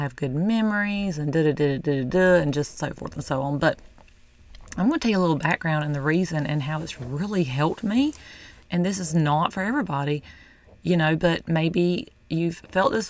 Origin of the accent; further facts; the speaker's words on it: the South, United States; I'm from the South